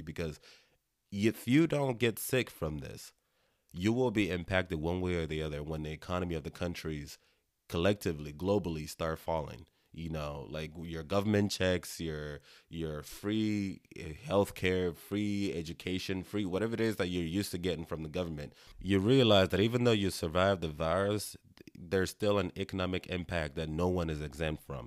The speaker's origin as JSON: {"language": "English", "country": "Nigeria", "moved": "yes", "lives_now": "United States", "said": "I'm Nigerian"}